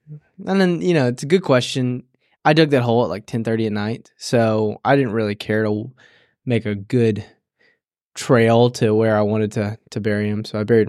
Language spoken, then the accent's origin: English; Tennessee, United States; I just, growing up in West Tennessee, I can't stand West Tennessee, Brad.